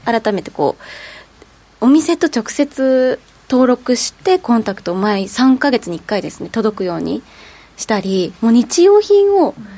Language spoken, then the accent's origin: Japanese; Niigata, Japan; moved away; 私、新潟出身であの地方に実家がある